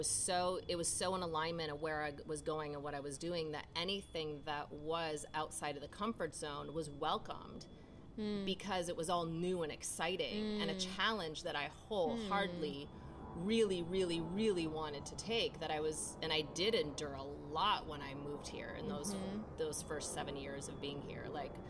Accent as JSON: {"language": "English", "region": "Minnesota", "country": "United States", "said": "I came from Minnesota. I moved to a city that I'd never been to."}